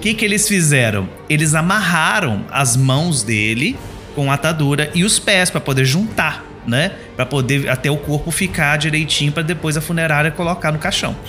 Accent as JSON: {"language": "Portuguese", "town": "Palma", "region": "Minas Gerais", "country": "Brazil", "said": "A minha cidade, como disse, eu sou do interior de Minas Gerais, uma cidadezinha chamada Palma, tem 5 mil habitantes só."}